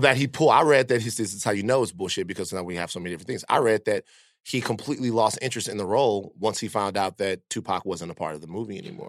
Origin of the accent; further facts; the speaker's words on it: Baton Rouge, Louisiana, United States; growing up in Baton Rouge